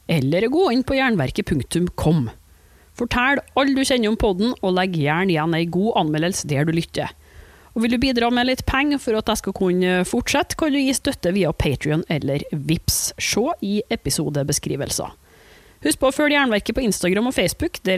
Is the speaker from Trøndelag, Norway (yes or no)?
yes; Trondheim, Trøndelag, Norway